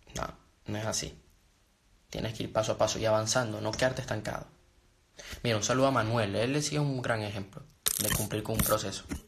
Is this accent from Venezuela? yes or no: yes; Venezuela; also born or lived in Panama; now in Spain; Yo nací en Venezuela, pero vivo en España. Y viví en Panamá